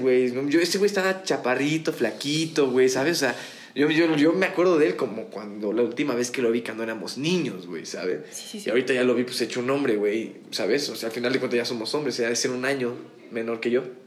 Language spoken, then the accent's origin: Spanish; Mexico; mi infancia la crecí en Forjadores